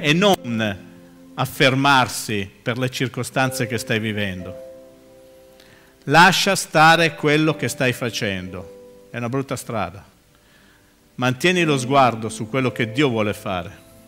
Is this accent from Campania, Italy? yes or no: no; Milan, Lombardy, Italy; moved away as an adult; now in Livorno, Italy; Io sono milanese, sono nato sui Navigli, vivo, mm, sono da Milano da bere